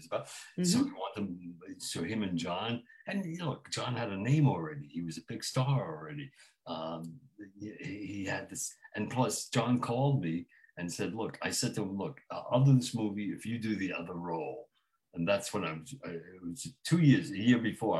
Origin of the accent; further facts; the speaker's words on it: New York City, New York, United States; I was raised in Brownsville. It was a black neighborhood.